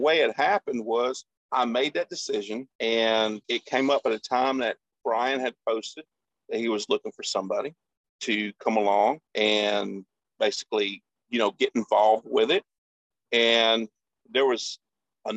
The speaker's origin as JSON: {"language": "English", "town": "Longview", "region": "Texas", "country": "United States", "tie": "born or raised there", "said": "I grew up in the Longview, Texas area"}